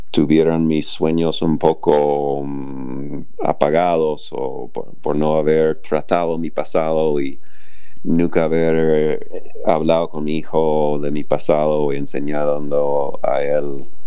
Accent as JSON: {"language": "Spanish", "country": "United States", "second_language": "Spanish", "lives_now": "Argentina", "said": "por qué vivo acá en Argentina si soy de Estados Unidos"}